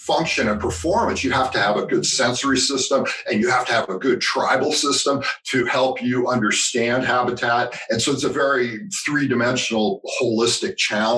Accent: California, United States; growing up in California, I had been to Yosemite

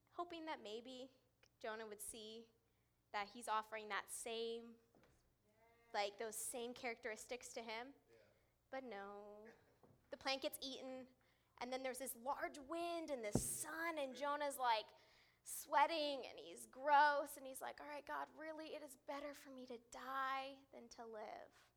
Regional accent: California, United States; moved away; I grew up in California

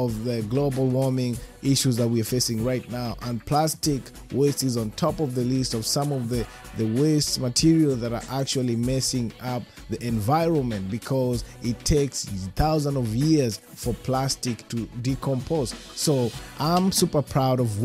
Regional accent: Kenya; being a Kenyan

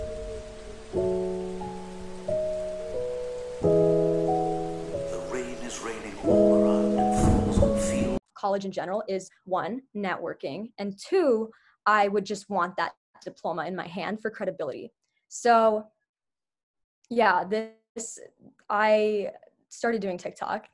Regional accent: Minneapolis, Minnesota, United States; I am from Minneapolis, Minnesota. I've lived here my entire life. I was born in this area

